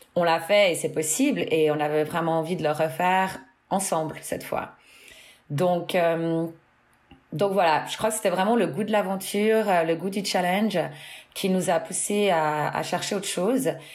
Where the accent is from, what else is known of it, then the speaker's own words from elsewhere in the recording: Fribourg, Switzerland; moved away as an adult; also born or lived in Seattle, United States; now in Orange County, United States; Je viens euh, de Suisse, du canton de Fribourg.